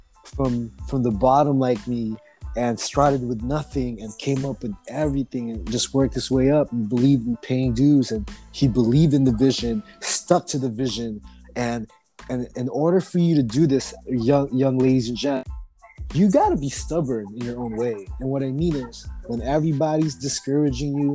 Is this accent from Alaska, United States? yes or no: no; Oxnard, California, United States; We're just some kids from Oxnard